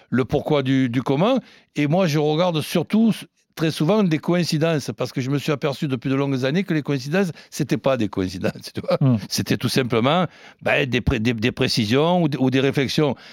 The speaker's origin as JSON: {"language": "French", "town": "Marseille", "region": "Provence-Alpes-Côte d'Azur", "country": "France", "said": "je dis nous en tant que Marseillais, Olympique de Marseille"}